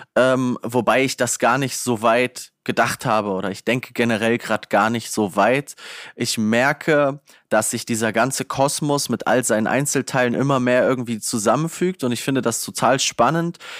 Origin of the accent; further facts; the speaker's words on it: Northern Hesse, Germany; bei uns in Nordhessen